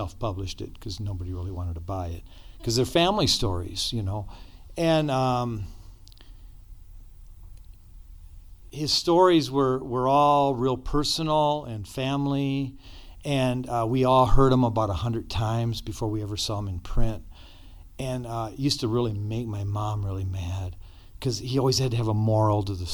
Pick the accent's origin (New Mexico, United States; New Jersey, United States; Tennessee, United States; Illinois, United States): New Mexico, United States; Gallup; we grew up outside of Gallup in Checkerboard Country on a mission compound